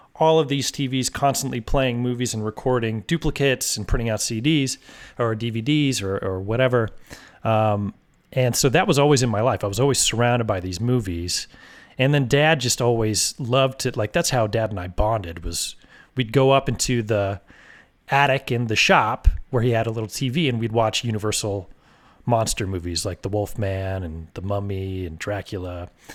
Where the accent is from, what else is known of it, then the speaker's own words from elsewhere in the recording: Oregon, United States; moved away as an adult; also born or lived in San Francisco Bay Area, California / Los Angeles, California / Missoula, Montana; I grew up in Oregon